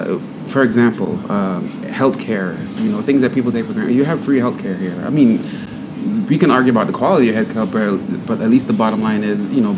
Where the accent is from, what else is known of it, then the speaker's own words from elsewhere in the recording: Belize; also born or lived in United States; now in Fiji; I lived in the U.S. for several years, but I'm really from the Caribbean, Belize, Central America.